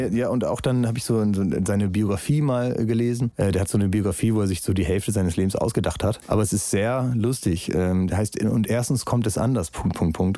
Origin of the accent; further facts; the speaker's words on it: Northern Germany, Germany; als Norddeutscher